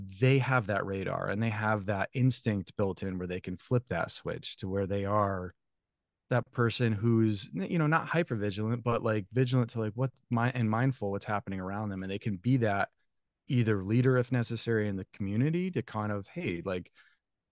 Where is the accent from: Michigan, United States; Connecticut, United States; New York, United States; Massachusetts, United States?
Connecticut, United States; Thomaston; moved away; I grew up in a small little New England town, 8,000 people, Thomaston, Connecticut.